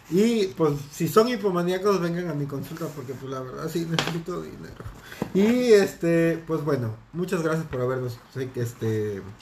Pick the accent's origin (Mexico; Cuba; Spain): Mexico; Tula; Yo soy de Tula. Te voy